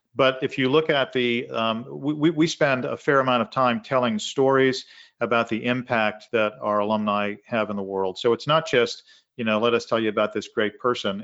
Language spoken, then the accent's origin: English; Arlington, Massachusetts, United States; I grew up in Arlington, Massachusetts, twenty minutes from Harvard Yard.